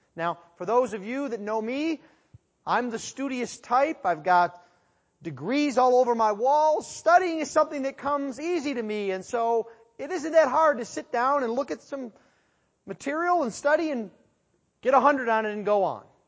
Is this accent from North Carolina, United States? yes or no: no; Western New York, United States; growing up in Western New York